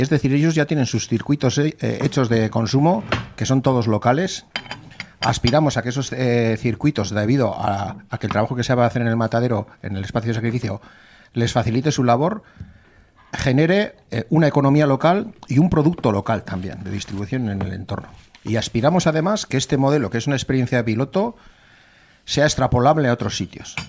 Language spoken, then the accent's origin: Spanish; Zaldón, Basque Country, Spain; Estaba en Zaldón, en mi pueblo